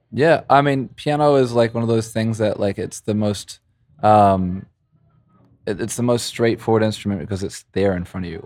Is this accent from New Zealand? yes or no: yes; Christchurch, Canterbury, New Zealand; moved away as an adult; also born or lived in Montreal, Canada; now in Vancouver, Canada; growing up in New Zealand